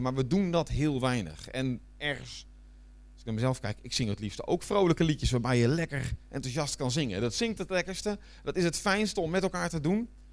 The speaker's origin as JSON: {"language": "Dutch", "country": "Netherlands", "also_born_or_lived": "Flanders, Belgium", "moved": "as an adult", "lives_now": "Belgium", "said": "ik blijf Hollander nog."}